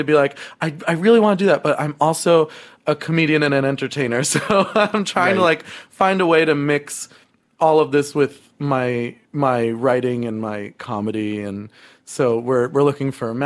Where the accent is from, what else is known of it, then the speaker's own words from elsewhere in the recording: Berkeley Heights, New Jersey, United States; also born or lived in Summit, New Jersey; now in New York City, United States; I'm from right next door to Summit. I'm from a little town called Berkeley Heights